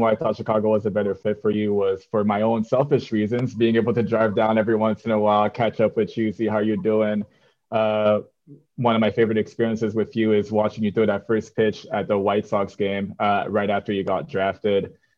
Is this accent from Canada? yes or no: yes; Canada; moved away; growing up in Canada